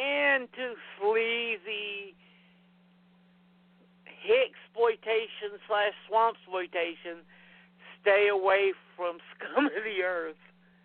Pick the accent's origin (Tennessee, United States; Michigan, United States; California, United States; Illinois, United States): Tennessee, United States; also born or lived in Virginia; I was born in Tennessee, and I pretty much lived here my entire life except for a year. I lived in Virginia with my ex-wife.